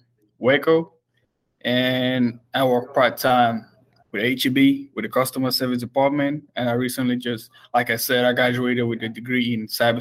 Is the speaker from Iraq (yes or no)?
no; Cameroon; moved away; I'm from Cameroon, 16,000 miles away from home to follow up my studies.